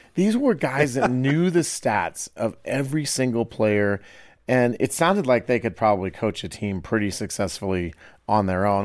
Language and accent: English; Iowa, United States; Growing up in Iowa